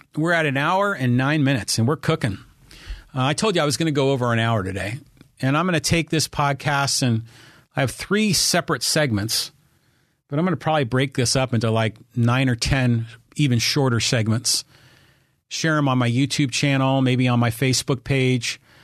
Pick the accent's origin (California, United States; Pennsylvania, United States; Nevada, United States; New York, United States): California, United States; San Francisco Bay Area; moved away as an adult; also born or lived in La Jolla, California; now in Poway, United States; I was from the Bay Area